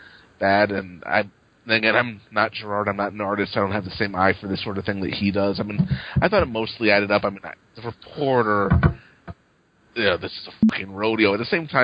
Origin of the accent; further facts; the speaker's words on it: New York, United States; I'm a New Yorker